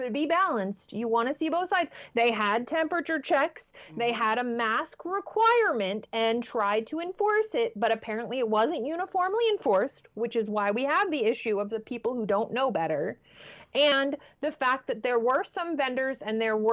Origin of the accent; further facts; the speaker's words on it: United States; we as an American society